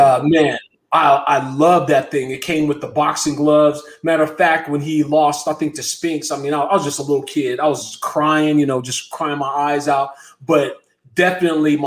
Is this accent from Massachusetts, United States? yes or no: no; San Francisco, California, United States; I grew up in San Francisco